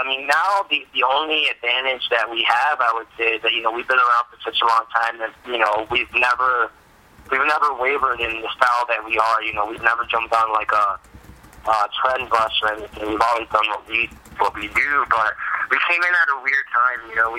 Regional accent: Miami, Florida, United States; moved away as an adult; also born or lived in Puerto Rico / Dominican Republic / Germany; now in Lansing, United States; I was born in Puerto Rico and stayed there for a little bit, and then moved to Dominican Republic and lived there for a while, and then moved to Germany, and then finally ended up in Miami, Florida, where I lived until I was about 18

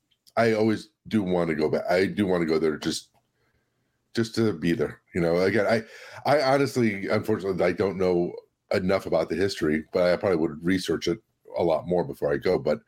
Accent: United States; Yeah, that's the thing about being American

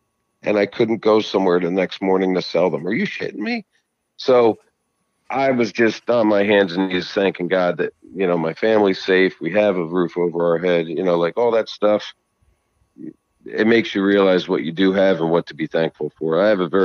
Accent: New Jersey, United States; I'm from Jersey.

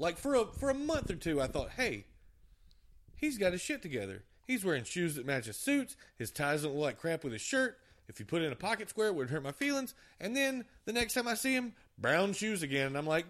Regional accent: Cameron, North Carolina, United States; I'm from Cameron, North Carolina.

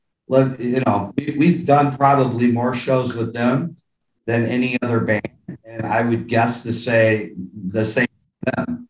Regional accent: Detroit, Michigan, United States; I grew up in Southwest Detroit.

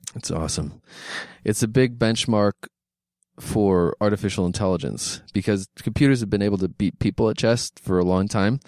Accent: Philadelphia, Pennsylvania, United States; I'm from Philadelphia

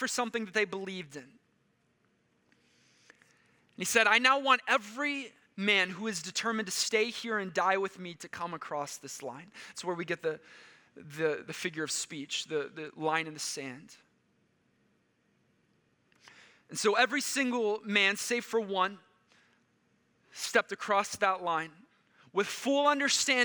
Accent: Texas, United States; moved away; I grew up in Texas, so I was captivated by Texas history

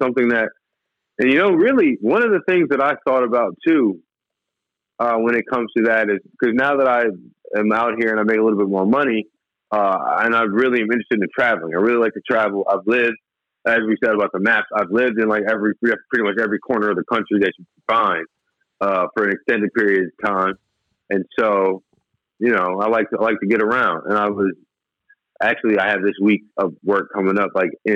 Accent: Mandeville, Louisiana, United States; also born or lived in New Orleans, United States / Michigan, United States; now in Los Angeles, United States; I was born in New Orleans. I went to school in the city, but I lived in a small town called Mandeville

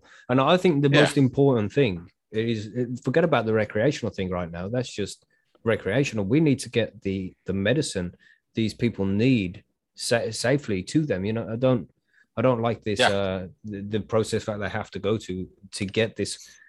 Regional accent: United Kingdom; That's what we tend to do as British people, I think.

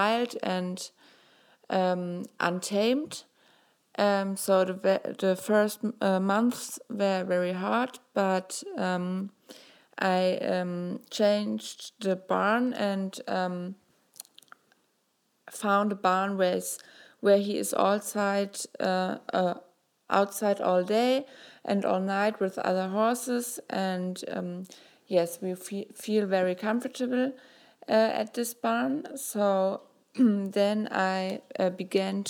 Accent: Germany; I'm 23 years old and I'm from Germany.

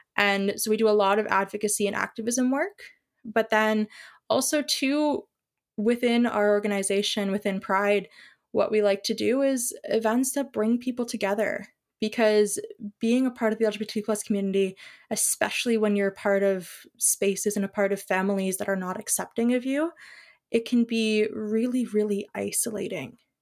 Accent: Ontario, Canada; I am from Ontario

